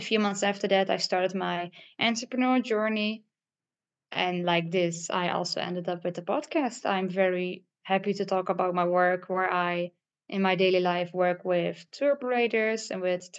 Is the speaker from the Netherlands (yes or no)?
yes; Netherlands; I am from the Netherlands.